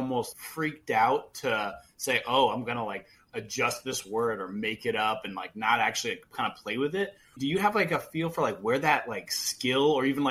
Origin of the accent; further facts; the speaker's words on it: a city next to Boston, Massachusetts, United States; even though I'm not like from Boston, I'm from a city next to Boston